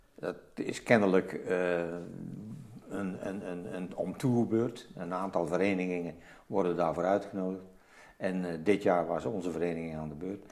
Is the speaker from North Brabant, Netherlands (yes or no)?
yes; Zevenbergen, North Brabant, Netherlands; moved away as an adult; also born or lived in Netherlands New Guinea; Ik ben geboren in Zevenbergen, West-Brabant